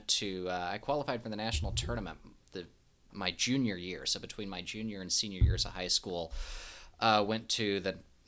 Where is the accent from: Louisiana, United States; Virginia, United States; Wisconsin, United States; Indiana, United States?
Indiana, United States; Evansville; moved away as an adult; also born or lived in Colorado Springs; now in Lexington, United States; I'm from Evansville, Indiana, originally.